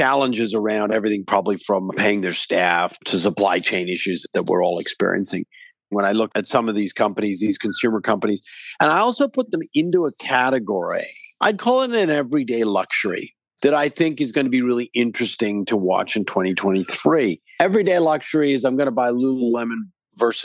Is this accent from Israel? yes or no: no; Vancouver, British Columbia, Canada; I'm actually from Vancouver